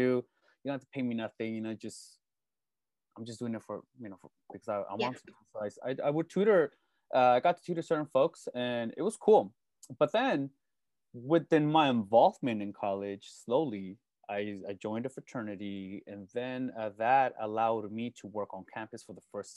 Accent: Salinas, California, United States; I'm born and raised in Salinas, California

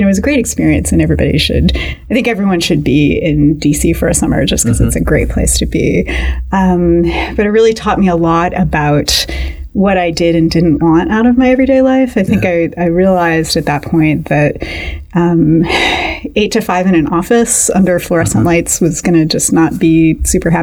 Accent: outside Cleveland, Ohio, United States; moved away as an adult; also born or lived in Pennsylvania / Massachusetts / New York; now in Little Rock, United States; I grew up outside Cleveland in a small town on the west side in the kind of industrial Rust Belt core

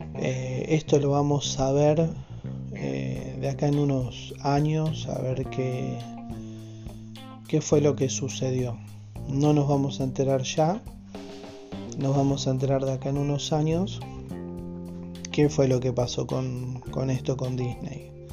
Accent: Argentina; en mi país, que es Argentina

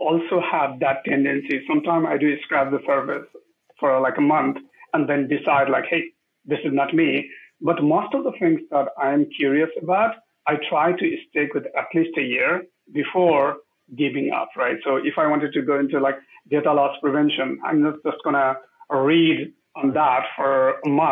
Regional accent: Nepal; moved away; I grew up in Nepal when we are going through a lot of these changes

